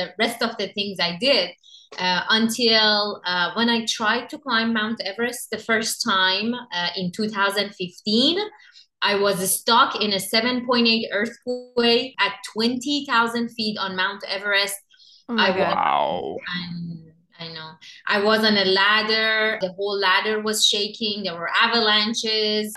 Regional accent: Iran; moved away as an adult; I grew up in Iran.

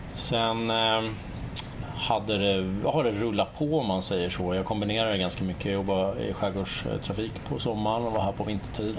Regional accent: Stockholm, Stockholm County, Sweden; also born or lived in Kalmar; hemma i Stockholm

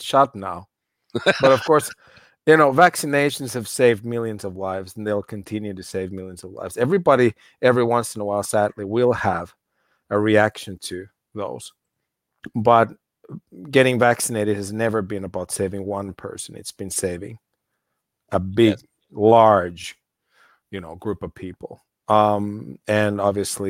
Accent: United States; moved away; I grew up in the States. I know the cultural difference well

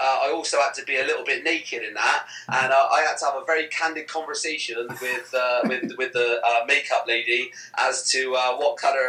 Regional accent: Kingswood, South West England, United Kingdom; accent: Bristolian; also born or lived in Longwell Green; Kingswood, and then later on moved out to Longwell Green.

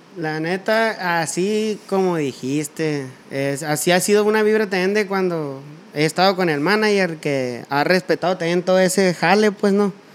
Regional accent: Sonora, Mexico; yo soy acá norteño

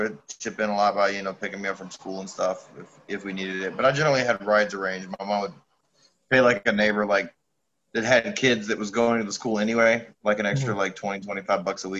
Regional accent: Memphis, Tennessee, United States; moved away as an adult; now in Canada; Yep, Memphis, Tennessee, born and raised for 26 years.

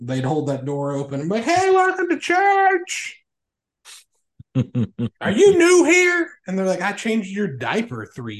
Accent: Ohio County, Kentucky, United States; I grew up in Ohio County, Kentucky.

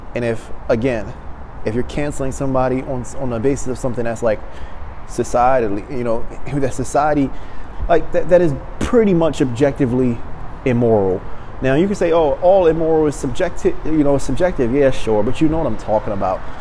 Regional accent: Maryland, United States; now in Los Angeles, United States; my hometown, you know, back in Maryland

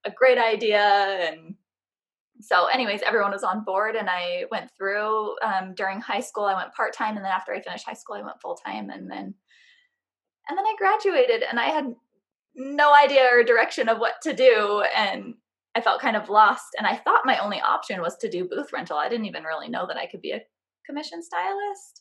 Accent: San Francisco Bay Area, California, United States; now in St. George, United States; I actually originally grew up near the San Francisco Bay Area, but now I live in a really tiny town called St. George, Utah

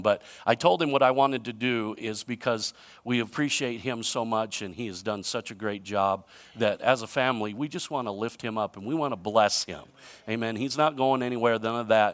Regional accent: United States; I'm proud to be an American

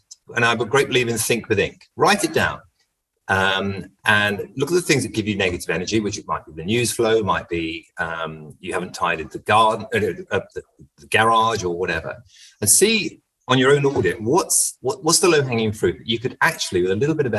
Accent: England, United Kingdom; moved away as an adult; now in Portugal; I'm English

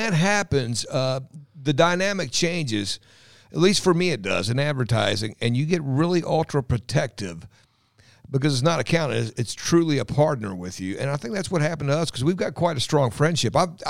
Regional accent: Louisville, Kentucky, United States; Grew up in the south end of Louisville, Dixie Highway area.

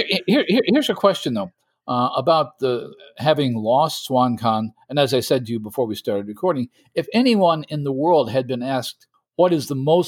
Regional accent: United States; Speaking as an American

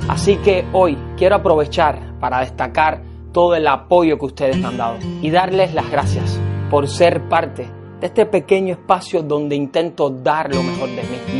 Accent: Cuba; moved away; mi patria, a mi tierra, a mi Cuba

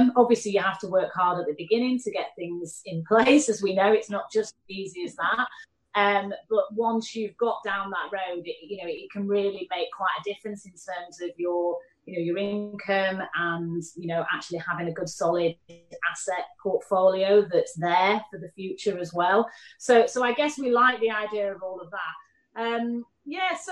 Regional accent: Manchester, North West England, United Kingdom; accent: Mancunian; now in London, United Kingdom; Manchester, where I'm from

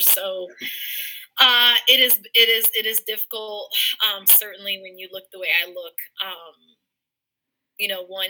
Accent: Elida, Ohio, United States; also born or lived in Forest Park, Ohio; I'm from a country town called Elida, which is just outside of Lima

